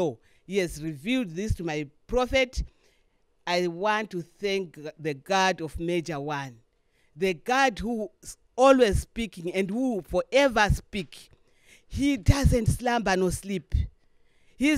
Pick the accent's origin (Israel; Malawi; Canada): Malawi; Lilongwe, Central Region; I'm from here, Malawi.